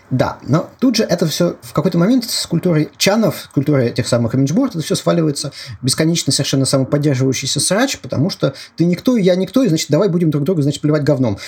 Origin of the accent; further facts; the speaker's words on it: Moscow, Russia; Я москвич